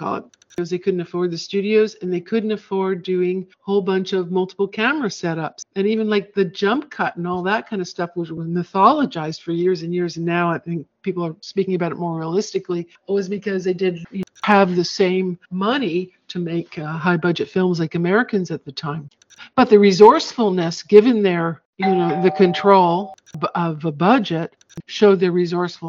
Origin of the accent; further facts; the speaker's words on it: Canada; I'm Canadian